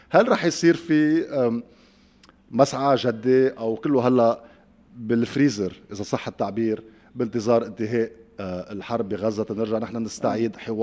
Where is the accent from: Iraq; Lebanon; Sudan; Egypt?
Lebanon; لانه كان موضوع ساعه وبأسرى لحياتنا اليوميه كلبنانيين